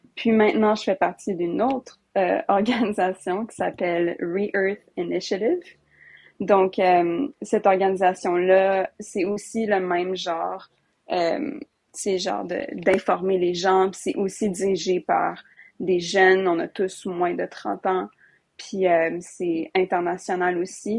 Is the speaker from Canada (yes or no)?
yes; Alberta, Canada; je viens de l'Alberta